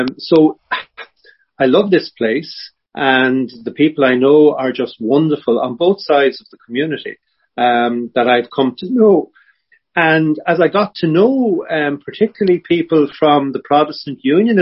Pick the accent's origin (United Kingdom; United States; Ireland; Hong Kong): Ireland; Dundalk, Leinster; also born or lived in Dublin; I was born in Dublin, but I grew up in Dundalk